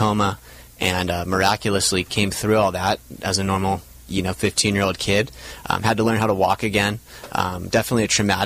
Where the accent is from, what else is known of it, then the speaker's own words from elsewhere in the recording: Laguna Beach, California, United States; we grew up in Laguna Beach. We'd stared at Catalina our entire lives